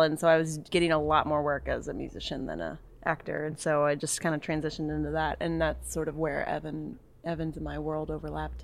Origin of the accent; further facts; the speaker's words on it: Texas, United States; moved away as an adult; also born or lived in New York; I grew up in Texas and went to school in Dallas